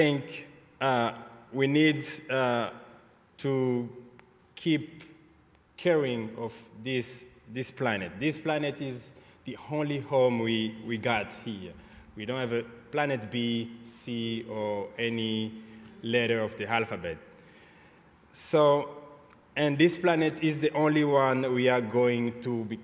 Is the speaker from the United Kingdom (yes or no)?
no; Great Lakes region, Kivu, DR Congo; moved away as an adult; now in United States; I was born in the Kivu Great Lakes region in Congo